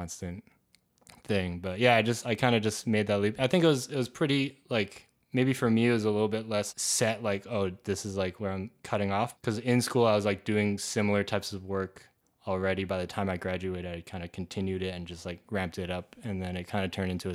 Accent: Canada; now in United States; I'm Canadian as well

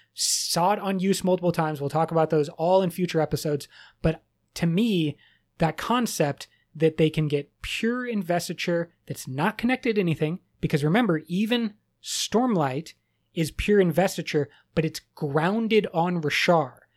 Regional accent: United States; I'm very American

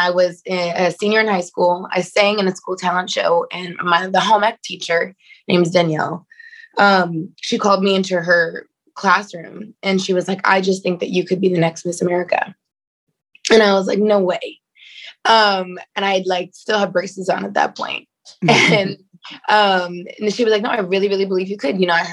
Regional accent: Seattle, Washington, United States; moved away as an adult; now in New York, United States; I'm originally from Seattle, Washington.

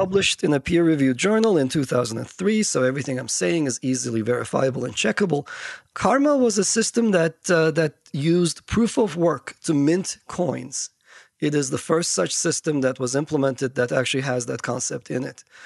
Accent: Istanbul, Turkey; moved away; I grew up in Turkey

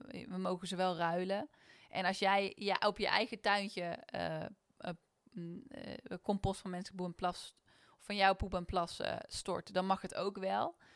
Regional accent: Netherlands; En we zijn Nederlanders, hè?

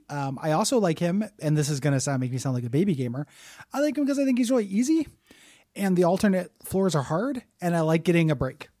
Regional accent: United States; we're American

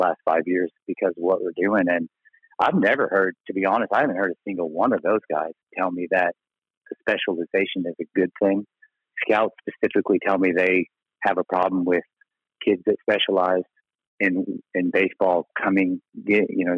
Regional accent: Texas, United States; also born or lived in Mississippi; I'm from Texas

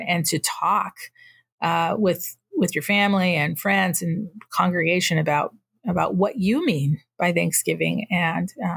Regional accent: Northern New Mexico, United States; now in Yakima Reservation, United States; I'm Tewa from Northern New Mexico, but I happen to live on the Yakima Reservation.

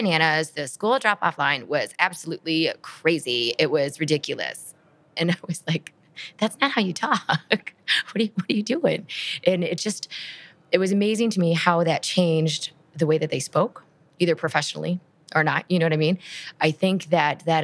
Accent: Midwest, United States; I'm from the Midwest

